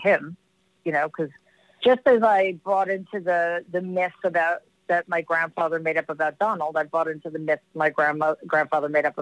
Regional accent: New York City, New York, United States; I grew up in Jamaica, Queens

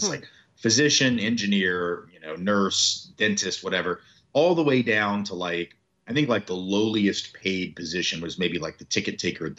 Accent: Nashville, Tennessee, United States; So I'm from the South. I've always lived in the South. You know, I'm from Nashville, Tennessee.

